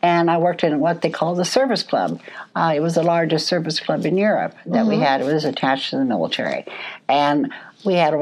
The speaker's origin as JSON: {"language": "English", "region": "Oregon", "country": "United States", "said": "I'm from Oregon"}